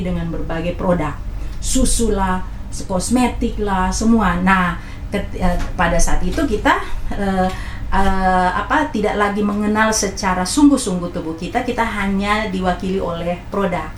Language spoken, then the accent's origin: Indonesian; Manado, North Sulawesi, Indonesia; moved away; saya orang Manado